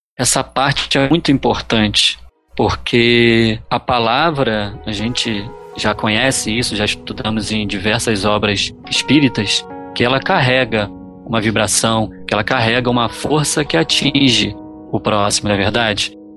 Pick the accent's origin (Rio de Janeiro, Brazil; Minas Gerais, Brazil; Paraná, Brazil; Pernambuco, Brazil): Rio de Janeiro, Brazil; Niterói; aqui na minha terra, em Niterói